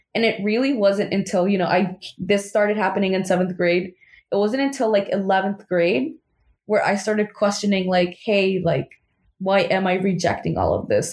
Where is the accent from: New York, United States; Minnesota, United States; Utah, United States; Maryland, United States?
New York, United States; New York City; born and raised in Queens